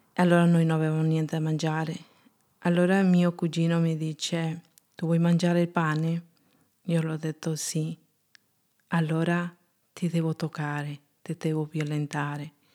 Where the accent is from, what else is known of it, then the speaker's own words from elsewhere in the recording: Junín, Peru; Italian is a second language; moved away as an adult; now in Italy; Sono peruviana, sono nata il 25 dicembre 1979 in Junín, Perù